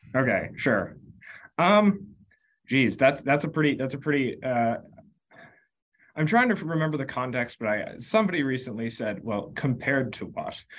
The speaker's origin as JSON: {"language": "English", "town": "Concord", "region": "Massachusetts", "country": "United States", "tie": "born or raised there", "said": "I grew up in Concord, Massachusetts"}